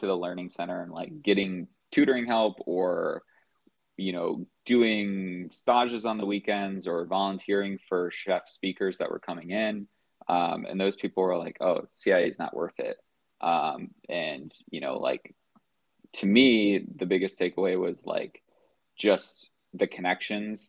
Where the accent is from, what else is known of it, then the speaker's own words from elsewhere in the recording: just outside of Chicago, Indiana, United States; moved away as an adult; I'm from Indiana, just outside of Chicago